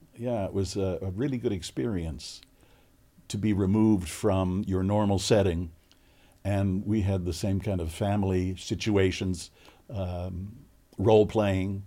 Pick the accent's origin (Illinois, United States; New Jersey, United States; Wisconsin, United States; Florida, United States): Illinois, United States; Chicago; moved away; also born or lived in California; I grew up in Chicago